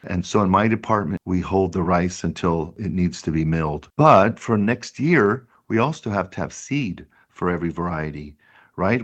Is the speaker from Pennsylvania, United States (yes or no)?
no; Richvale, California, United States; the town I grew up in is where our farm is, is in Richvale, California